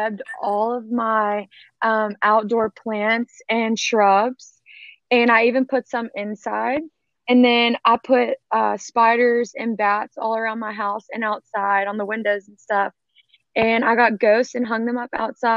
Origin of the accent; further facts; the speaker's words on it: Huntsville, Alabama, United States; I'm from Huntsville, Alabama, and I currently live in a townhouse